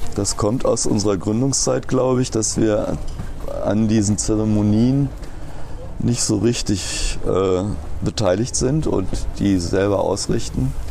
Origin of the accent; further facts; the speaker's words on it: Rodenberg, Lower Saxony, Germany; moved away as an adult; also born or lived in Berlin / Bremen / Cottbus; geboren bin ich in Rodenberg